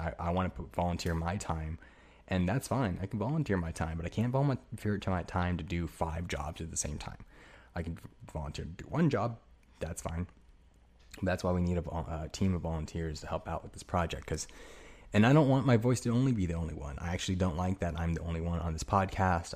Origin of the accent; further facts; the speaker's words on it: United States; I'm fucking American as hell